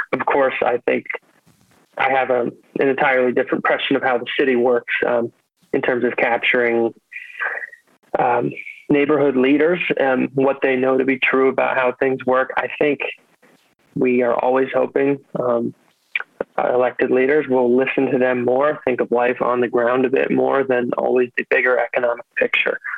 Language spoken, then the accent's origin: English; Herndon, Virginia, United States; moved away as an adult; also born or lived in Washington, District of Columbia, United States; now in Baltimore, United States; grew up in Herndon